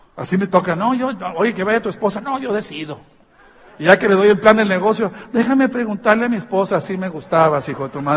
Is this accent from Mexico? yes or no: yes; Tijuana, Baja California, Mexico; soy de Tijuana